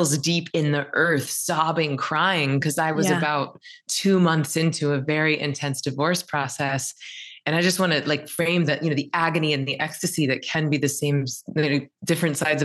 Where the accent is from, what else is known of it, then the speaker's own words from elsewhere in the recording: the South, United States; I'm from the South.